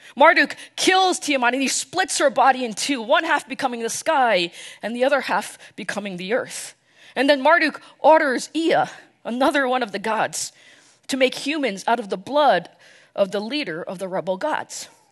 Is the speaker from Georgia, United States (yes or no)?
no; New York, New Jersey, United States; moved away as an adult; now in Dallas, United States; I was born and raised in the New York, New Jersey area. Basically lived there my entire life until I moved here, uh, to Dallas a few years ago.